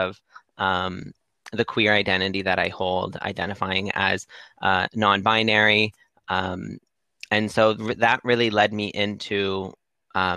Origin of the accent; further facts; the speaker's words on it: Windsor, Ontario, Canada; moved away as an adult; now in Toronto, Canada; I'm originally from Windsor, Ontario, one of the most southern cities in Canada.